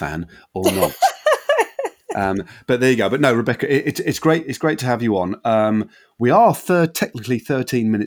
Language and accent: English; London, United Kingdom; I grew up in London